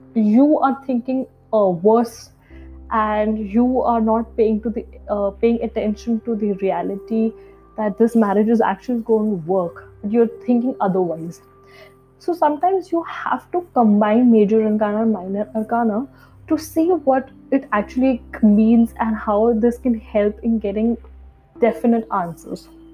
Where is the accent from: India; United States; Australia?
India; New Delhi, Delhi; I hail from India. I'm sure most of you know where India is, but yeah, and I'm from the capital city, New Delhi